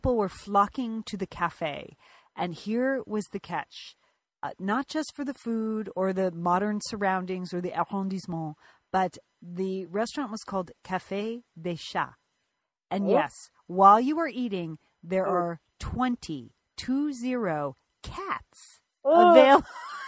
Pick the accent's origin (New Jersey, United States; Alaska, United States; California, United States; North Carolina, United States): California, United States; Pasadena; Pasadena, my hometown